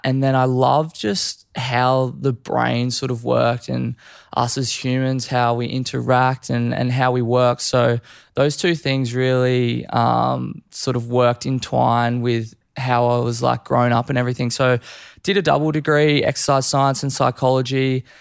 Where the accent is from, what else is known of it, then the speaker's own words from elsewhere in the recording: Gold Coast, Queensland, Australia; also born or lived in Canberra; born and raised on the Gold Coast